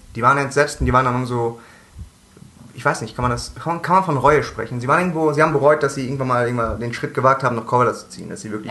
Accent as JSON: {"language": "German", "town": "Cologne", "region": "North Rhine-Westphalia", "country": "Germany", "tie": "born or raised there", "said": "Ich bin Köln-Ehrenfeld äh, aufgewachsen"}